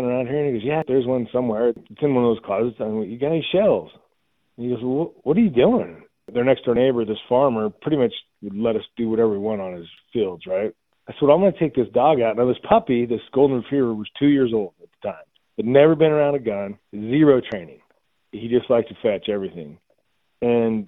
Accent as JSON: {"language": "English", "region": "Idaho", "country": "United States", "tie": "born or raised there", "said": "I'm born and raised in Idaho."}